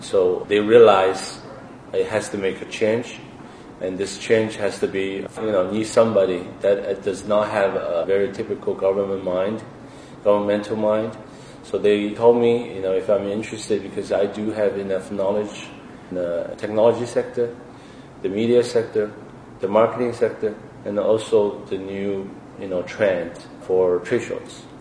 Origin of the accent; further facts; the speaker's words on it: Shanghai, China; moved away; I'm Shanghainese myself